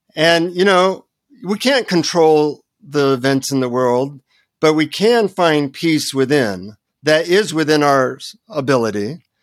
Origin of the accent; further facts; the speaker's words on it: United States; from the United States